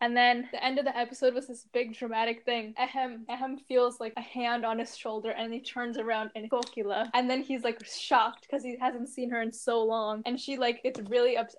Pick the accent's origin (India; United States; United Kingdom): India; we're both Indian